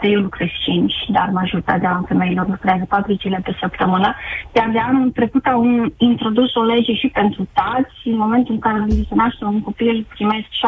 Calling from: Netherlands; also born or lived in Timișoara, Romania; sunt din Olanda și lucrez de 19 ani aici. Am terminat o facultate tehnică la Timișoara

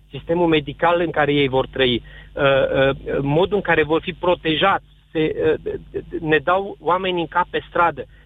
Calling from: Arad, Arad County, Romania; Sunt din Arad am adunat și adun semnături pentru USR

